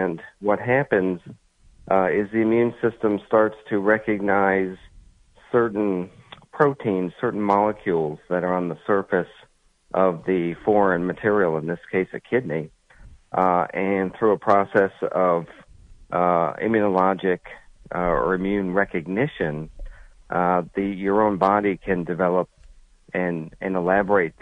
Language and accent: English; Connecticut, United States; moved away as an adult; also born or lived in Columbus, Ohio; now in New Jersey, United States; I'm originally from Connecticut